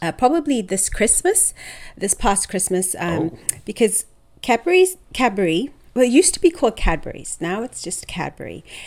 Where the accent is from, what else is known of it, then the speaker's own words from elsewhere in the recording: Zimbabwe; also born or lived in Michigan, United States; I was actually born in Michigan. And okay. I moved to Zimbabwe when I was about three.